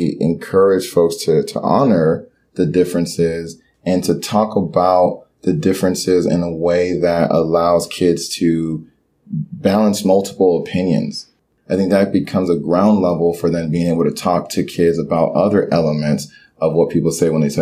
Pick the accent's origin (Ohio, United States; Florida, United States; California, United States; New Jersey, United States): Florida, United States; Miami; English is a second language; Growing up in Miami and being Haitian, we were taught one culture